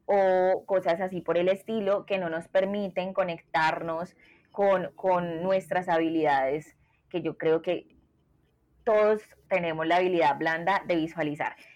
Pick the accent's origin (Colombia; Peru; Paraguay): Colombia; soy de Colombia